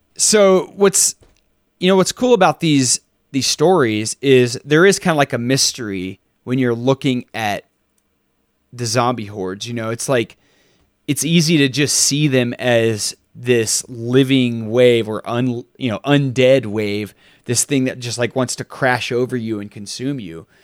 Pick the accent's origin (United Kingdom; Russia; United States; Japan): United States; Texas; when you're growing up in Texas and you're six hundred miles from the ocean